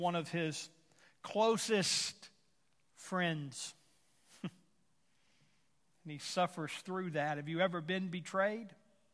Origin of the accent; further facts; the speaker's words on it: Houston, Texas, United States; now in Tulsa, United States; I come from Houston